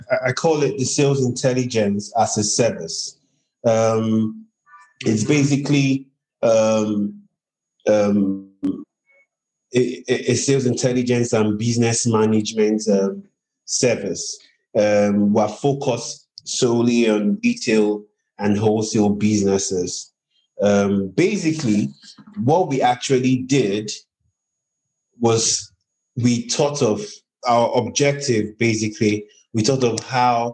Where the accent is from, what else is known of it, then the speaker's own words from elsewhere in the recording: Nigeria; I'm from Nigeria, in Africa, and my companies are also in Nigeria, Africa